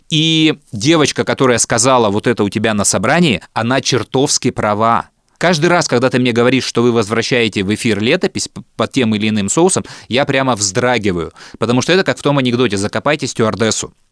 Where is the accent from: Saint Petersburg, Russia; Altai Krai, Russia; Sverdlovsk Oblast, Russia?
Sverdlovsk Oblast, Russia; Yekaterinburg; born there; also born or lived in Omsk / Moldova / Vladimir / Moscow; я родился в Свердловске, жил там лет до 5-6, между Свердловском и Омском. Потом переехал в Молдавию, все лето я проводил в Одессе или Крыму, потом во Владимире какое-то время жил и Москва.